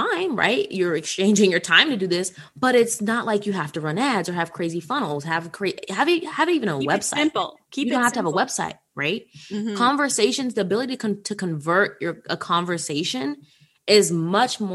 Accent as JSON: {"language": "English", "town": "Washington", "region": "District of Columbia", "country": "United States", "said": "I'm from Washington, D.C."}